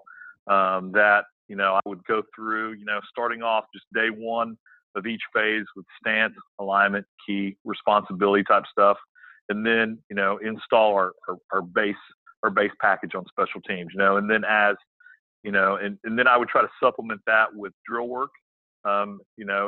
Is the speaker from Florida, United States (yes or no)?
no; Houston, Texas, United States; moved away as an adult; now in Lexington, South Carolina, United States; I grew up in the Houston area